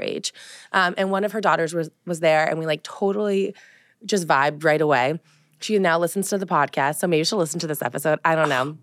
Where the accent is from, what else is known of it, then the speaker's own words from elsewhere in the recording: Colorado, United States; also born or lived in West Hollywood, California / Los Angeles, California; now in East Coast, United States; growing up in Colorado, I think, was very different than growing up in the East Coast